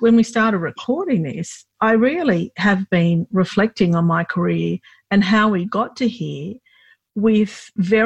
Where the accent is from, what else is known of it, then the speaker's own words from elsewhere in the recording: Australia; I was born here, yeah. but when I was growing up, I was definitely considered Lebanese by the community